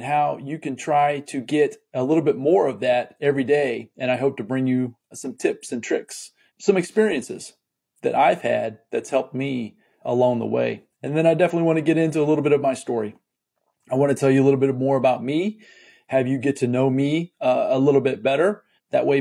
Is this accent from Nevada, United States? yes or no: no; Muncie, Indiana, United States; also born or lived in Fort Wayne, Indiana; I was born in a town called Fort Wayne, Indiana, which is northeast Indiana. But I consider my hometown where I was raised in a town called Muncie, Indiana